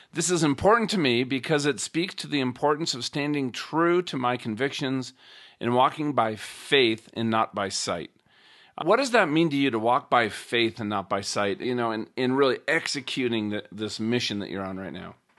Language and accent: English; Minnesota, United States; growing up in Minnesota